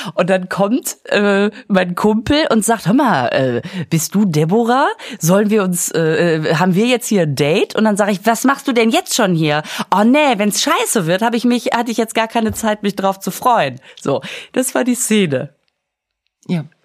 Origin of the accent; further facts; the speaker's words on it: Münster, North Rhine-Westphalia, Germany; ich komme aus Münster